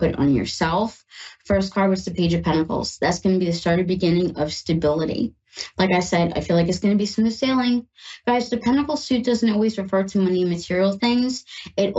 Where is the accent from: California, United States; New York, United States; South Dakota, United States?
New York, United States; now in Ohio, United States; I'm in Ohio and I'm from New York